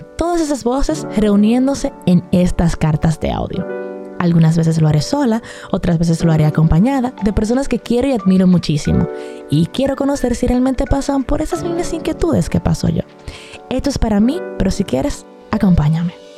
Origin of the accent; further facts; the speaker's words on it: Dominican Republic; nosotros, como dominicanos